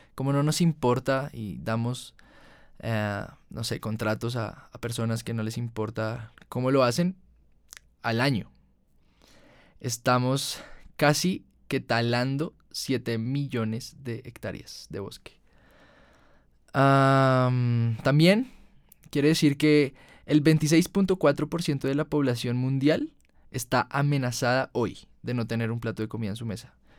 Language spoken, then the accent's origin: Spanish; Colombia; En Colombia, en mi país